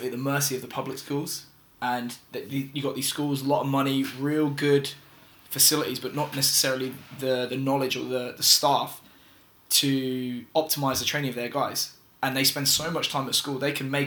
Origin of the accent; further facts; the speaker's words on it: Northampton, East Midlands, United Kingdom; I worked at Wasps and I'm from Northampton